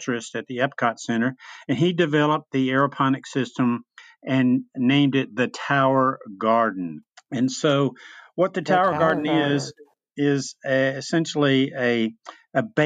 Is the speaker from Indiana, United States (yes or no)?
no; Memphis, Tennessee, United States; moved away as an adult; now in East Tennessee, United States; I grew up in Memphis, Tennessee, lived there for many years